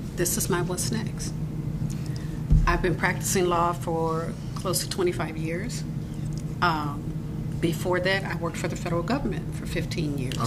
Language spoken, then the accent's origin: English; United States; I'm from America